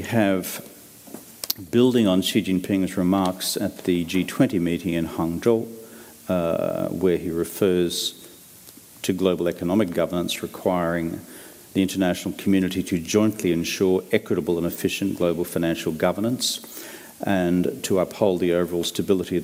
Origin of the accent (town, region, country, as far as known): Australia